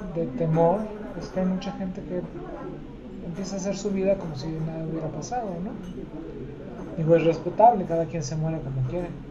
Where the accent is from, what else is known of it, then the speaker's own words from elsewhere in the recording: Mexico City, Mexico; moved away as an adult; now in Aguascalientes, Mexico; Nací en Tlatelolco